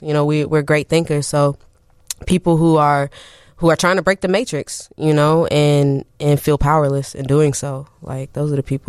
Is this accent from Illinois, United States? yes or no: yes; Champaign, Illinois, United States; moved away as an adult; now in Chicago, United States; I'm from Champaign, Urbana.